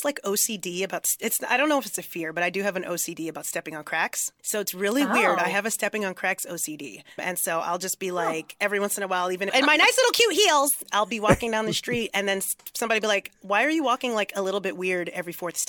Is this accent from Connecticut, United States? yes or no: no; New York, United States; I'm from New York